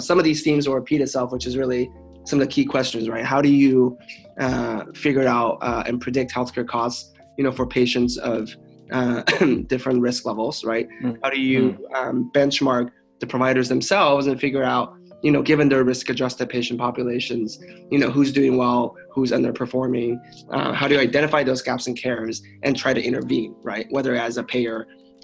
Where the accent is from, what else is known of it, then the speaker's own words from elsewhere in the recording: Los Angeles, California, United States; also born or lived in China / Pasadena; I moved to the U.S. when I was 9. From China. So I grew up in Los Angeles